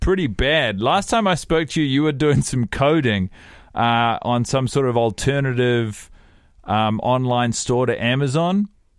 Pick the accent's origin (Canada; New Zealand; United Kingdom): New Zealand; I am from New Zealand.